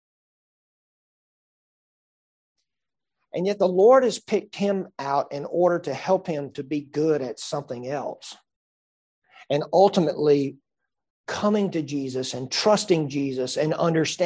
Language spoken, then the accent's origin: English; Greenville County, South Carolina, United States; I was born and raised here in Greenville County, and I've lived most of my life here in the upstate